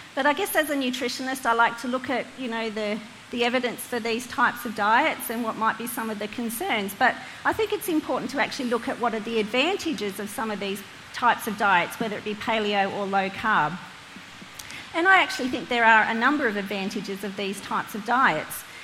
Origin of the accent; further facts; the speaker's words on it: Hunter Valley, New South Wales, Australia; now in Lake Macquarie, Australia; I'm from the Hunter Valley, but now call Lake Macquarie home